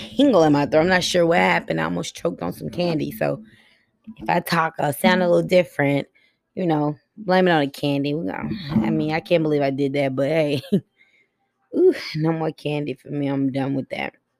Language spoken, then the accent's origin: English; Buffalo, New York, United States; I was raised in Buffalo, New York